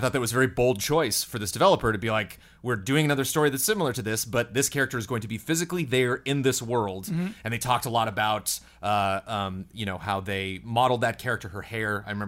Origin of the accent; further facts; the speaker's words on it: California, United States; I grew up like in California, so I've like been to Joshua Tree and been camping a lot.